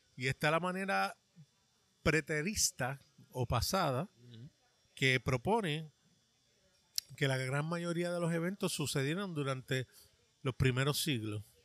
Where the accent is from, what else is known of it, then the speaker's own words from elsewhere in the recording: New York, United States; now in Puerto Rico; Yo me crié en un estado, en el estado de Nueva York